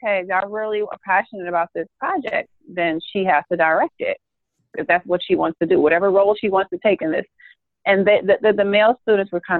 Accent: New York City, New York, United States; I'm a New Yorker

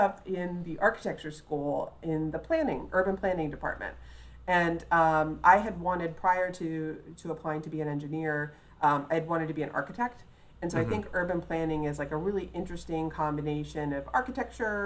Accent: Mount Vernon area of Fairfax County, Virginia, United States; also born or lived in Alexandria, Virginia; I was raised just south of the city boundaries in the Mount Vernon area of Fairfax County

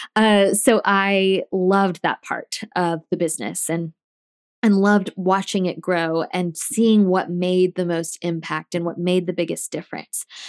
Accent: Tallahassee, Florida, United States; moved away as an adult; also born or lived in South Georgia; I grew up in Tallahassee

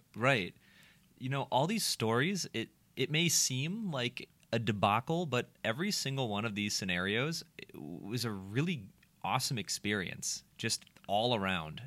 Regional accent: Minnesota, United States; the Minnesotan that I am

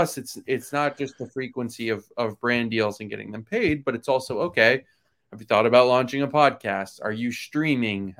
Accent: Florida, United States; I grew up in Florida

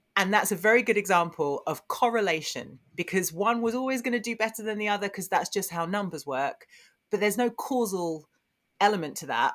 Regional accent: Essex, East of England, United Kingdom; I grew up in Essex

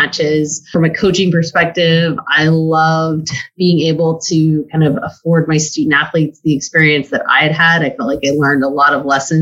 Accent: West Coast, United States; moved away; I'm originally from the West Coast.

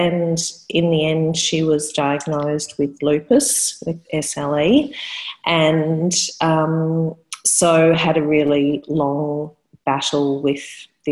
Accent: Melbourne, Victoria, Australia; I was born in Melbourne in Australia, where I still live.

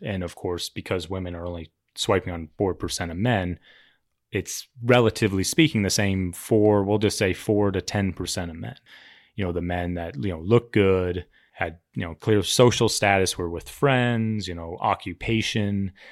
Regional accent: Cherry Creek, Colorado, United States; I grew up in Cherry Creek

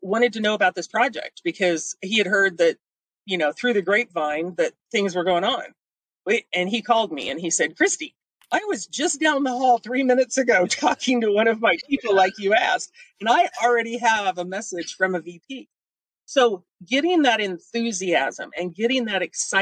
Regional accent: Missouri, United States; I'm from Missouri. We're the show me state.

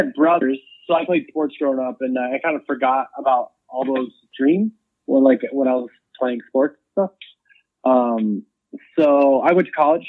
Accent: Wabash, Indiana, United States; moved away as an adult; also born or lived in Cleveland, Ohio / Buffalo, New York / Chicago; now in Los Angeles, United States; I grew up near Fort Wayne, a small town called Wabash.

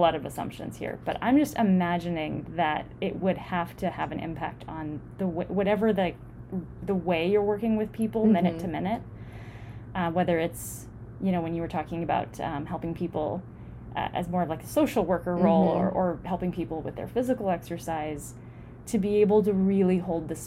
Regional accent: United States; we're American women

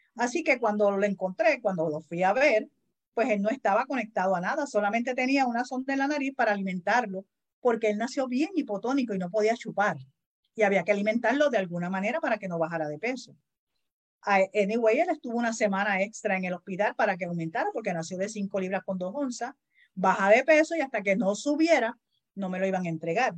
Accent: Puerto Rico; Los boricuas pronunciamos mal, vivimos con la L

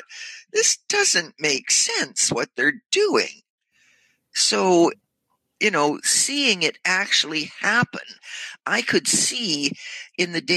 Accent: near Sudbury, Ontario, Canada; also born or lived in Port Perry / Toronto; this is near my hometown

